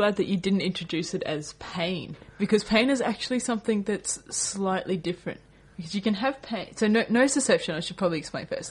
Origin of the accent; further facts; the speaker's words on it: Queensland, Australia; So I'm from Queensland.